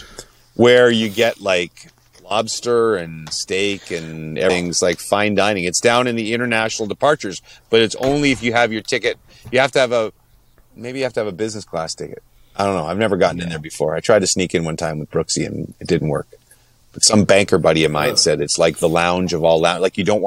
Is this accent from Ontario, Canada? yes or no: yes; Ottawa, Ontario, Canada; moved away; flying to my hometown, the nation's capital